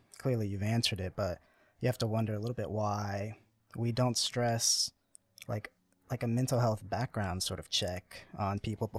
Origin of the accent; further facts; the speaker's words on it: Florida, United States; moved away as an adult; also born or lived in Salt Lake City, Utah; I grew up in Florida, but I went to Salt Lake City in Utah for college after my mission.